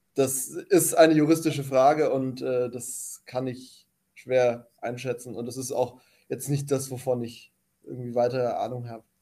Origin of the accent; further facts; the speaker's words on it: Germany; ich bin halt Deutscher und deswegen bin ich in Deutschland aktiv.